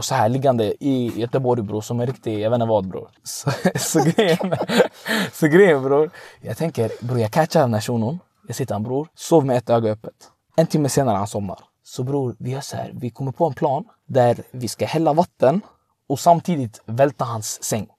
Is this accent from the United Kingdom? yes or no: no; Tunisia; now in Sweden; jag är från Tunisien